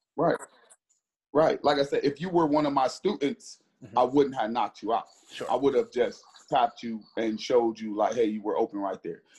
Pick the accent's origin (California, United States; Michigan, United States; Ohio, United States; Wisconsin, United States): Ohio, United States; Cleveland; I'm from Cleveland, Ohio